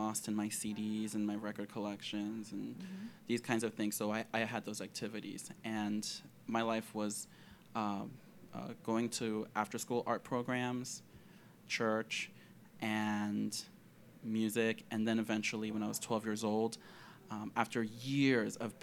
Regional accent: Philadelphia, Pennsylvania, United States; I grew up in Philadelphia

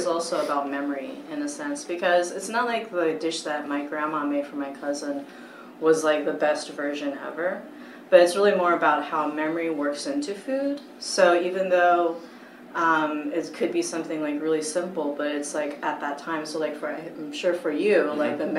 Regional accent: United States; born there; And they knew that I was born in the States.

